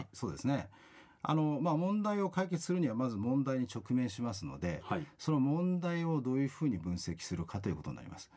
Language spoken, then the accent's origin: Japanese; Kanagawa, Japan; moved away as an adult; also born or lived in Australia; now in Okinawa, Japan; もともと私、神奈川の出身でして